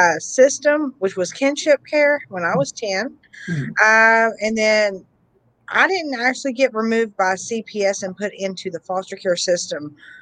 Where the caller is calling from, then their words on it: Huntington, West Virginia, United States; Huntington, West Virginia.